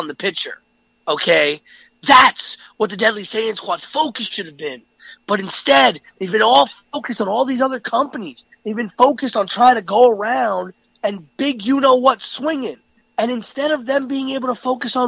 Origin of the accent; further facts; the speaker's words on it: New York City, New York, United States; I'm from the Bronx